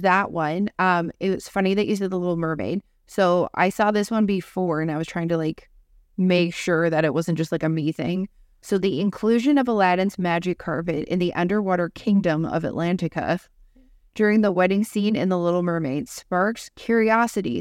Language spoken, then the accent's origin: English; Canada; Justin Trudeau about this, who's our prime minister.